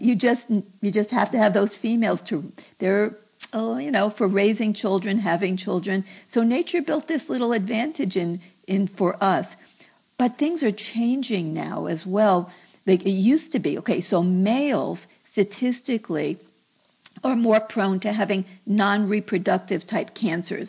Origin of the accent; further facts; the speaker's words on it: New York, United States; moved away; I came from New York